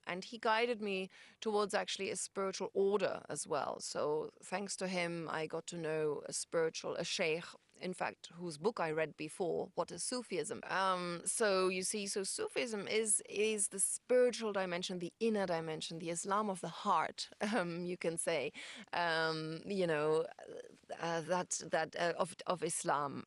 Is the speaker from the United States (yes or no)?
no; Hamburg, Germany; moved away as an adult; also born or lived in London; I'm from Germany, from Hamburg